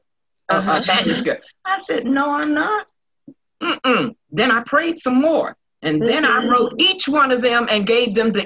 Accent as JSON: {"language": "English", "town": "Charleston", "region": "West Virginia", "country": "United States", "tie": "born or raised there", "said": "I'm from West Virginia, up on the hill, Red's Hill, where T.D. Jakes used to preach in my aunt's church"}